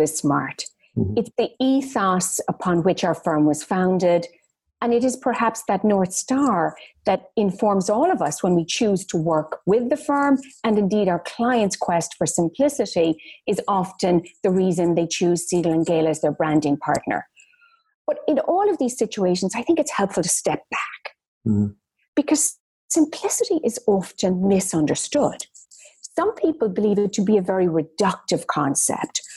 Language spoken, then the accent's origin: English; Ireland; I'm Irish. Mm-hmm. Well, I grew up very modestly in Ireland